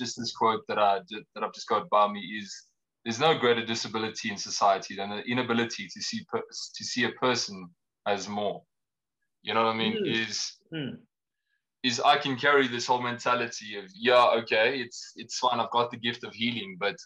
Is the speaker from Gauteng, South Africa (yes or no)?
yes; Pretoria, Gauteng, South Africa; I was born and raised in Pretoria